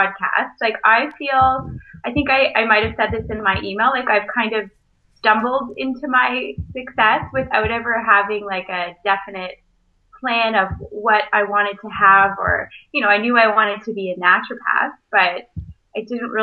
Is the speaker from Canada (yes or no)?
yes; Brampton, Ontario, Canada; moved away as an adult; also born or lived in Kingston / Toronto; now in Port Elgin, Canada; I grew up in Brampton